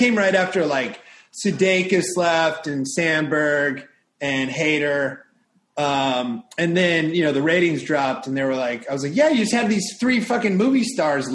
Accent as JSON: {"language": "English", "region": "Iowa", "country": "United States", "also_born_or_lived": "Irvine, California", "moved": "as an adult", "said": "I just went to the University of Iowa"}